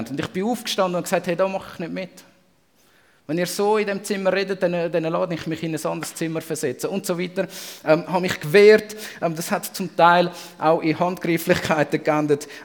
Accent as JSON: {"language": "German", "country": "Switzerland", "said": "Und als Schweizer ähm, kennt man das ganz berühmte und verfluchte «mer»."}